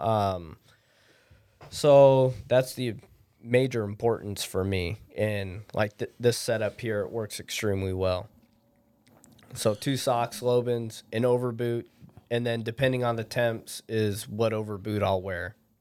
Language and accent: English; Anchorage, Alaska, United States; I'm born and raised in Anchorage